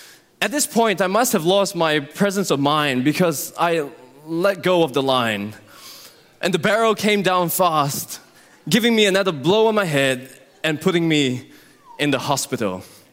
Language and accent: English; Singapore; born there; Well, as many of you know, I was born in Singapore to Christian parents.